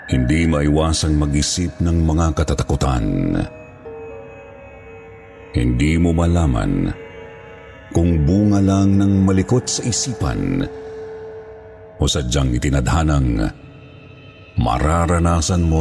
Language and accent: Tagalog; Calabarzon, Philippines; tubong Cavite.